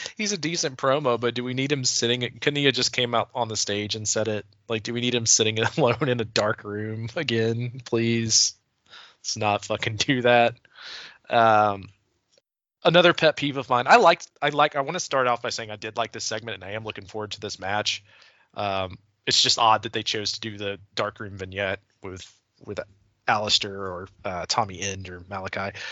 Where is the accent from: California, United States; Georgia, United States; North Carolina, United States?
Georgia, United States; Hall County; I'm from Hill County